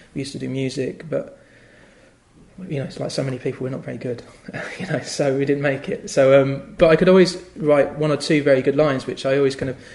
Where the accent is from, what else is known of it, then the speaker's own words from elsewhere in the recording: the Fens, East of England, United Kingdom; also born or lived in London; now in Cambridge, United Kingdom; I grew up in the Fens, which is a very flat area of land.